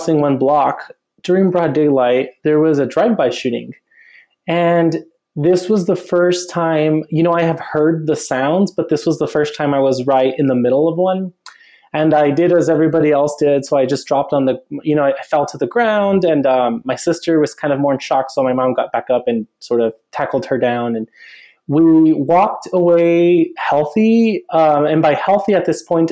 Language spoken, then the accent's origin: English; El Paso, Texas, United States; moved away as an adult; also born or lived in Los Angeles / Denver; now in Austin, United States; I was born and raised in El Paso, Texas.